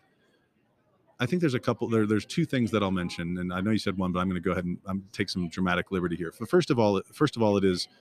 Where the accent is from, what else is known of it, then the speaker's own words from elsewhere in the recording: Indiana, United States; I grew up in Indiana, and I went to Ball State University